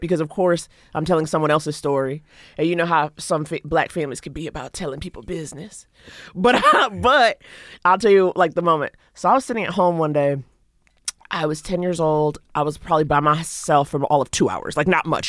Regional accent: New York City, New York, United States; I grew up in Harlem

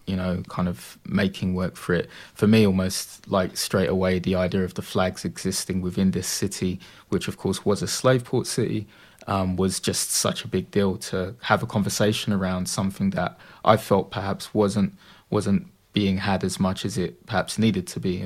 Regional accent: London, United Kingdom; also born or lived in Dagenham, Essex; now in Purfleet, United Kingdom; I grew up in Bethnal Green

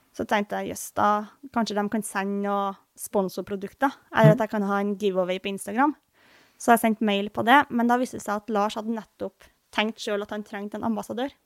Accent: Trøndelag, Norway; born or raised there; moved away

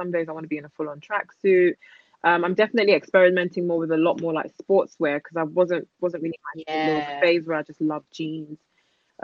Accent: London, United Kingdom; I grew up in East London.

